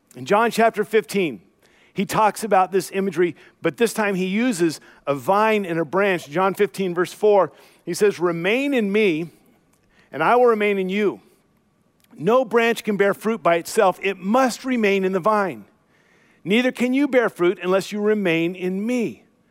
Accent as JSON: {"language": "English", "country": "United States", "tie": "born or raised there", "said": "I grew up in the Portland, Vancouver area"}